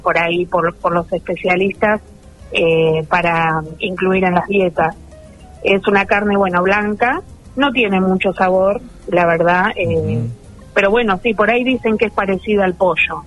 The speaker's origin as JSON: {"language": "Spanish", "town": "San Martín", "country": "Argentina", "tie": "born or raised there", "said": "en San Martín, mi pueblo"}